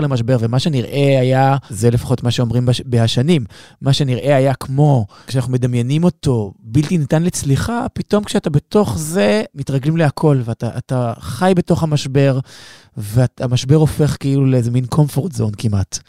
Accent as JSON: {"language": "Hebrew", "country": "Israel", "said": "מתקשר למצב שבו אנחנו נמצאים היום כישראלים"}